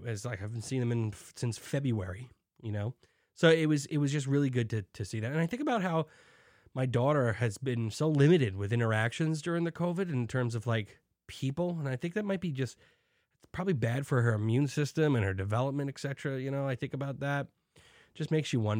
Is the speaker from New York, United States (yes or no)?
yes; New York City, New York, United States; I'm from Staten Island